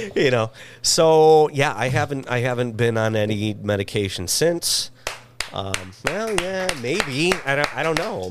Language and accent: English; Michigan, United States; now in Los Angeles, United States; I'm from Michigan